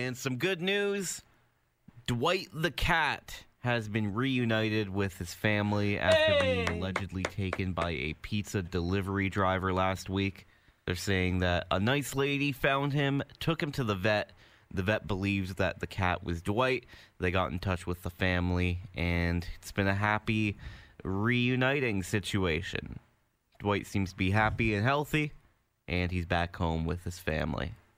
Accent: Hamilton, Ontario, Canada; also born or lived in Burlington; I've lived here my entire life. Uh, technically, I was born in Burlington, but I've never lived in Burlington. Good. Always lived in Hamilton.

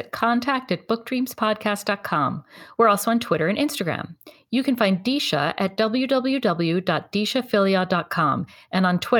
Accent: the North, United States; I grew up in the North and food was definitely love in my family too. It's a Jewish cliche, but true nonetheless, that my mother's chicken soup is a cure-all

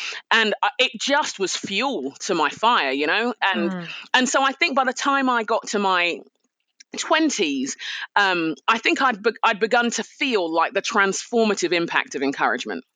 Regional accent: London, United Kingdom; I'm a Nigerian Londoner. So my parents are Nigerian, moved to England in the 60s. I was born in London, raised in London

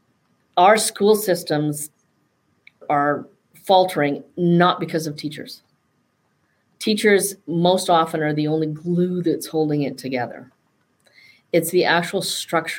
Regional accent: Northern British Columbia, Canada; the way I was brought up and growing up in Northern British Columbia

